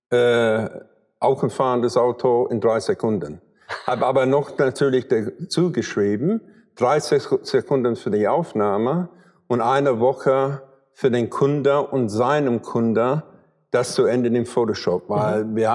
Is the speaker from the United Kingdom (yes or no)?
yes; London, United Kingdom; German is a second language; dass ich aus England komme und ich komme aus London